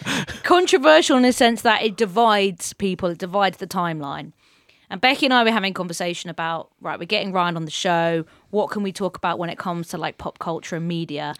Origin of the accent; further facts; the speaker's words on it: England, United Kingdom; we as English, uh, football nerds